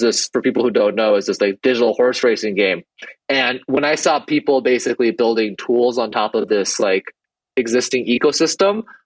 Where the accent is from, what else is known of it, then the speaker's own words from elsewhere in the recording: Minnesota, United States; also born or lived in Taiwan; born and raised in Minnesota